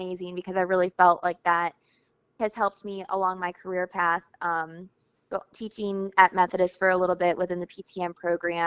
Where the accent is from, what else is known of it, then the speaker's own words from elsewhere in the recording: Houston, Texas, United States; moved away as an adult; now in Raleigh-Durham, United States; Originally from Texas. That's where I grew up, Houston area.